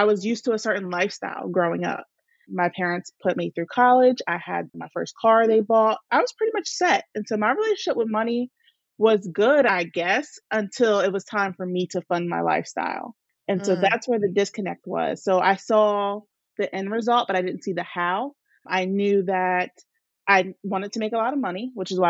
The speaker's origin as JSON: {"language": "English", "region": "New Jersey", "country": "United States", "tie": "born or raised there", "said": "I am from New Jersey, born and raised here"}